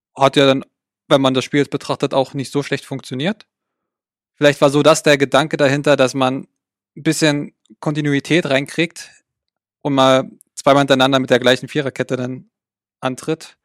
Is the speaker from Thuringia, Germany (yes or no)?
no; Brandenburg, Germany; now in Frankfurt, Germany; ich bin gebürtiger Brandenburger